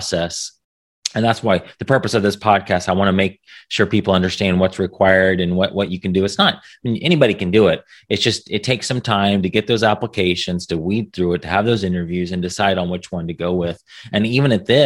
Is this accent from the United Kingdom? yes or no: no; United States; as an American